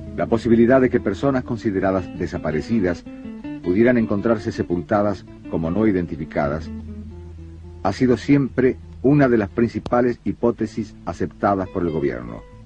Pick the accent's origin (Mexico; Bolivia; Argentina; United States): Argentina; como argentinos